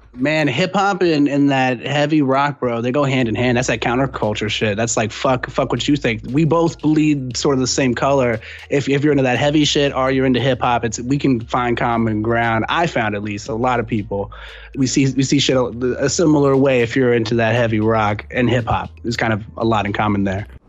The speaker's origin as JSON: {"language": "English", "town": "San Antonio", "region": "Texas", "country": "United States", "lives_now": "Austin, United States", "said": "I'm originally from San Antonio, but that's a stone's throw, you know, from Austin"}